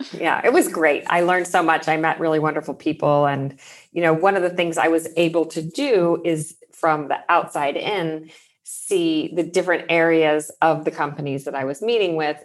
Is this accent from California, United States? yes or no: yes; Pasadena, California, United States; I grew up in Pasadena in Southern California.